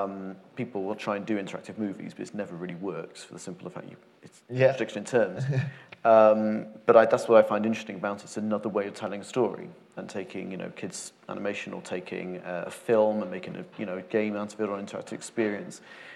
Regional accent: Wales, United Kingdom; I come from Wales

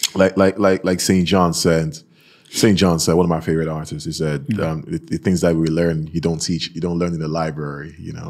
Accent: Nigeria; moved away as an adult; now in Norway; I'm from Nigeria

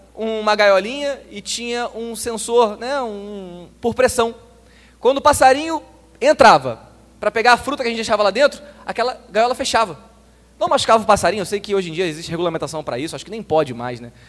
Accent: Nova Iguaçu, Rio de Janeiro, Brazil; eu sou de Nova Iguaçu, o município mais pobre na região metropolitana do Rio de Janeiro

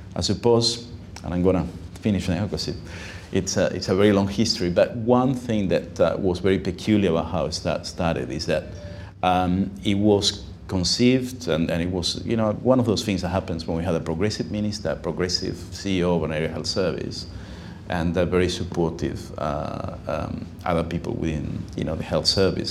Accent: Uruguay; now in Sydney, Australia; I'm myself from Uruguay, I uh, spoke Spanish well.

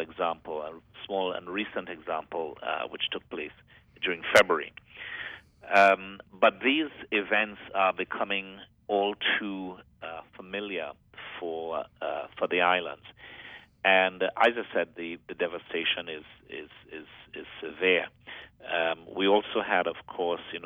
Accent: Grenada; Grenada, my home country

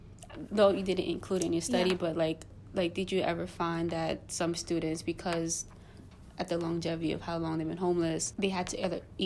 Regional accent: New York City, New York, United States; I'm born and raised in New York City

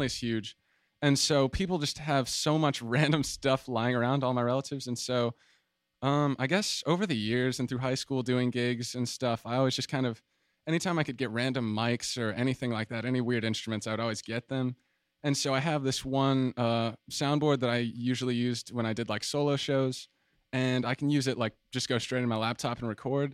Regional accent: Atlanta, Georgia, United States; moved away as an adult; now in San Marcos, United States; I'm from Atlanta, Georgia

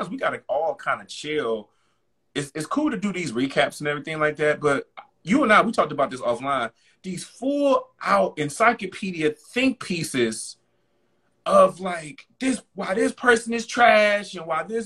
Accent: United States; as Black American Blacks growing up in this country

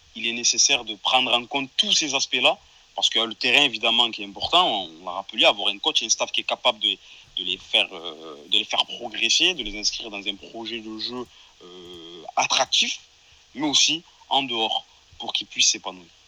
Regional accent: Marseille, Provence-Alpes-Côte d'Azur, France; en tant que Marseillais

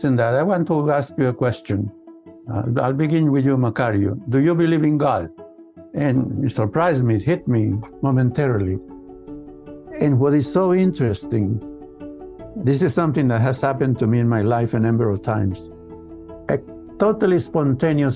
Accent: the Andes of Colombia, Colombia; typical family from the Andes of Colombia. So I grew up in the Andes.

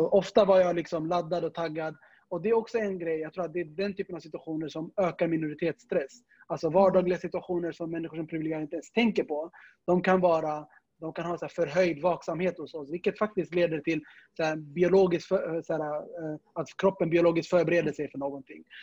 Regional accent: Stockholm, Stockholm County, Sweden; also born or lived in Södermalm, Stockholm; Jag är uppväxt i Tensta

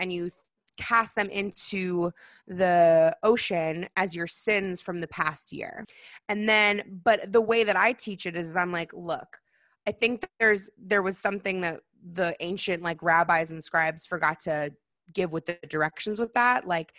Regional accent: California, United States; I mean, I'm a California Jew, so I say Rosh Hashanah because that's how I am.

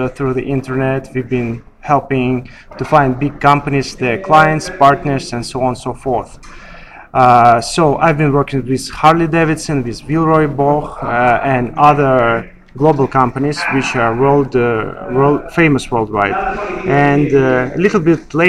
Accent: Russia; moved away as an adult; now in Dubai, United Arab Emirates; I was born and raised in Russia

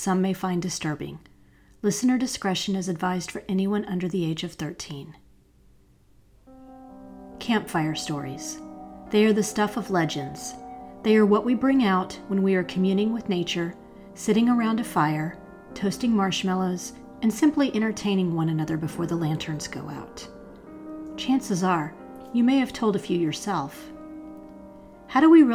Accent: North Carolina, United States; my home state of North Carolina

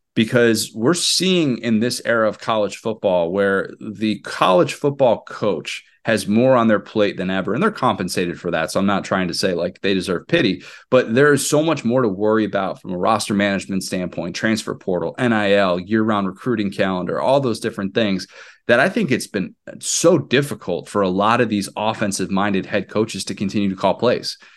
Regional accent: Midwest, United States; I grew up in the Big Ten. I, I lived the vast majority of my life in the Midwest

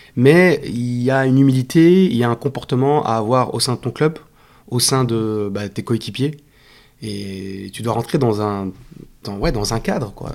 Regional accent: Belgium; je, suis belge

